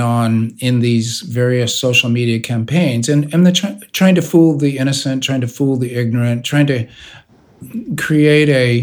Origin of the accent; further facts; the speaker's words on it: United States; I am an American science fiction writer